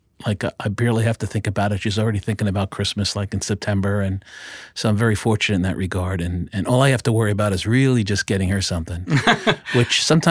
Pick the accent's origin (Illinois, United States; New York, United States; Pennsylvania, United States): New York, United States; I guess I'm from New York, right?